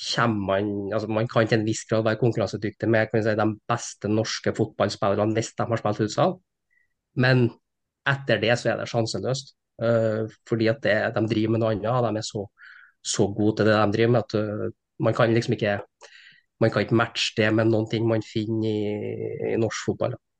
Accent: Steinkjer, Trøndelag, Norway; moved away as an adult; now in Trondheim, Norway; Jeg er fra Steinkjer, så jeg er inntrønder, men har bodd egentlig hele mitt voksne liv i, i Trondheim

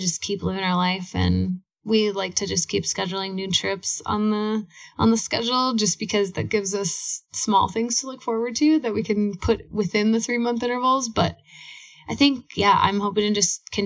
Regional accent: Minneapolis, Minnesota, United States; we're from Minneapolis

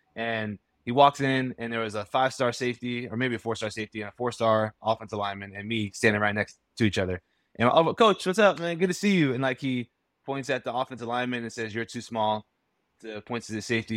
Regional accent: Florida, United States; I grew up down in Florida

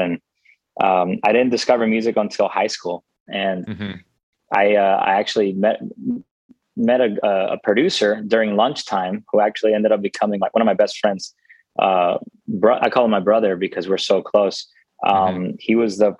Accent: Hialeah, Florida, United States; moved away as an adult; also born or lived in Nashville; I'm from Miami, Florida, from a town called Hialeah.

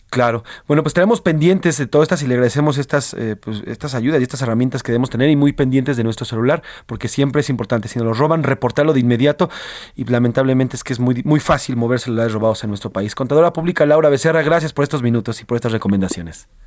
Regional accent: Mexico; Como muchos mexicanos, día a día, millones somos víctimas de la delincuencia en este país

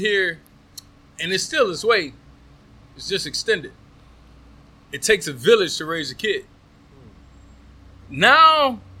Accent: the South, United States; I'm from the South.

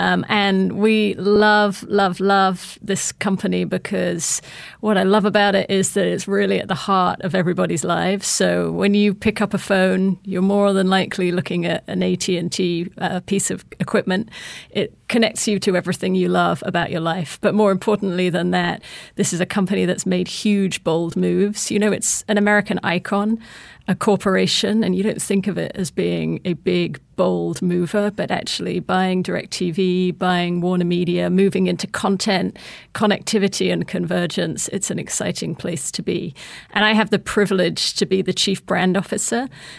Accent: United Kingdom; Look, I'm just a British girl that grew up in the countryside. I was the daughter of two school teachers.

